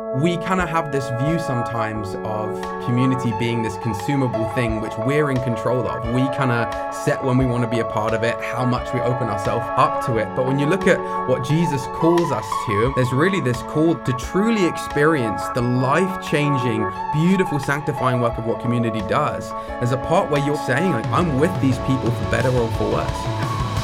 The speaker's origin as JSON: {"language": "English", "area": "near Brighton", "region": "South East England", "country": "United Kingdom", "tie": "born or raised there", "moved": "as an adult", "lives_now": "Coquitlam, Canada", "said": "So, I grew up in England. I'm from the southeast of England, near a city called Brighton. and, uh, I grew up there for the first seventeen years of my life."}